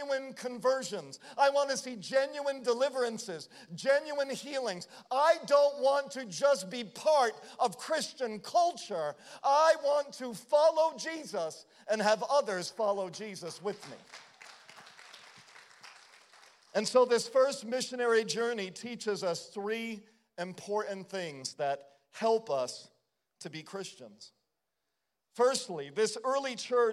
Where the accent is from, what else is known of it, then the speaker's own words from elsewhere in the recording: Providence, Rhode Island, United States; I grew up in Providence, Rhode Island